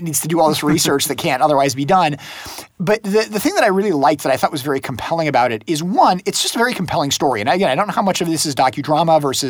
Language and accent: English; United States; as an American